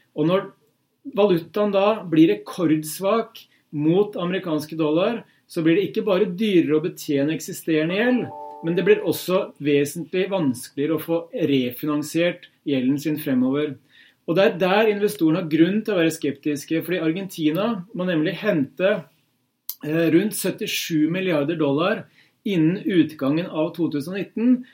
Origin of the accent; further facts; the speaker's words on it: Hamar, Innlandet, Norway; moved away; hjemme på Hamar